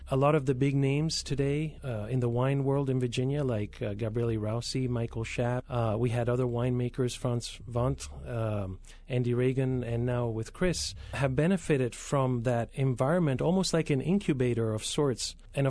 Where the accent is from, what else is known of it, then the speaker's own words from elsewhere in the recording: Spain; born there; I was born in Spain.